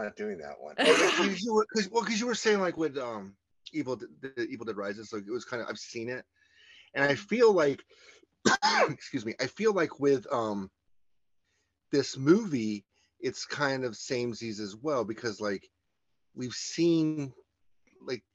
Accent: United States; moved away; We're both from America

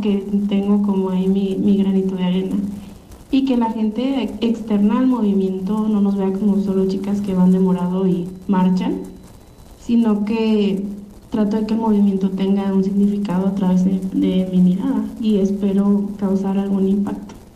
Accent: Tepic, Nayarit, Mexico; now in Guadalajara, Mexico; Nací en Tepic, Nayarit

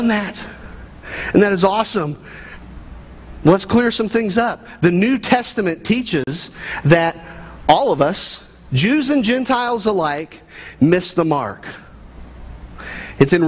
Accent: Midwest, United States; I grew up in the American family in the Midwest

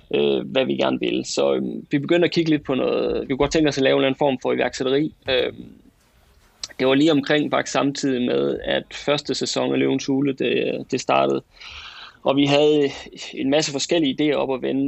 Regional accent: West Jutland, Central Denmark Region, Denmark; accent: West Jutlandic; moved away as an adult; now in Aarhus, Denmark; er født og opvokset i det mørke Vestjylland, øh, helt ude tæt ved Vesterhavet

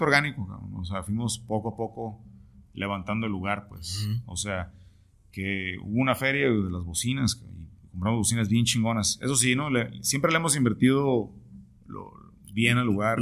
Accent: Tijuana, Baja California, Mexico; todos los que somos de Tijuana

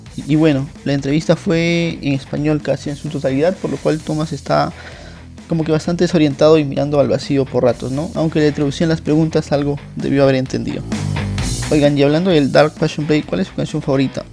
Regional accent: Peru; soy peruano

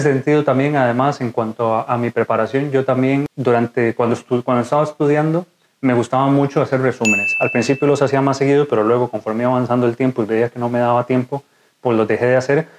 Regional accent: Costa Rica; moved away as an adult; now in Spain; soy médico de Costa Rica, actualmente residente de cuarto año de urología aquí en España

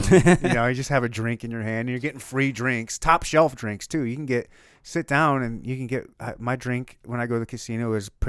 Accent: Michigan, United States; I was born and raised in Michigan and bounced around all over the place.

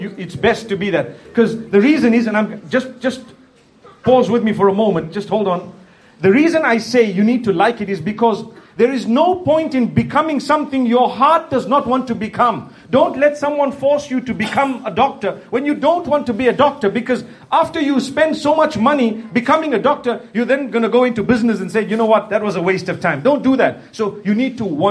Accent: Zimbabwe; I'm from Zimbabwe. That's in Africa, in the southern part of Africa

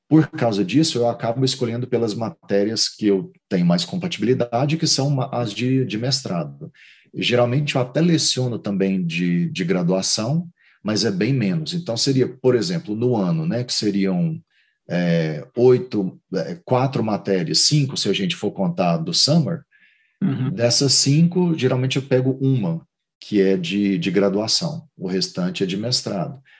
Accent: Goiânia, Goiás, Brazil; moved away as an adult; now in Tallahassee, United States; Eu sou, eu sou de Goiânia.

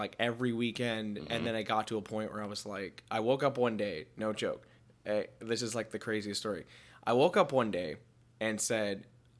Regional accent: Connecticut, United States; So, well, I'm originally from Connecticut. I wasn't born here.

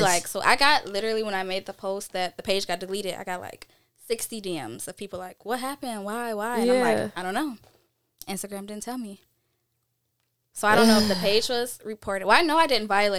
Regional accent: Detroit, Michigan, United States; I'm from Detroit

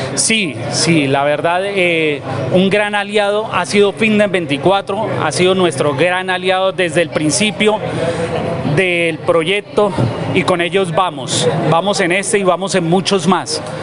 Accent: Santander, Colombia; somos santanderianos

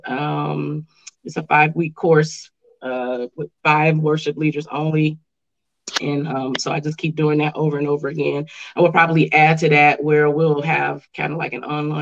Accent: Chicago, Illinois, United States; now in Grand Rapids, United States; I'm from Chicago, originally from the West Side.

